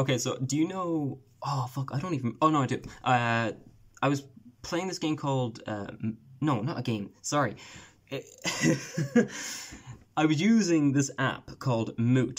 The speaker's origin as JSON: {"language": "English", "country": "Ireland", "said": "the minute I say I'm Irish, I know what's coming."}